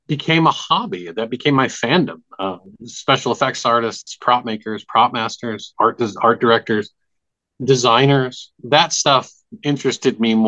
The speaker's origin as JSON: {"language": "English", "region": "Midwest", "country": "United States", "tie": "born or raised there", "said": "being a kid growing up in the Midwest before the internet was really a thing"}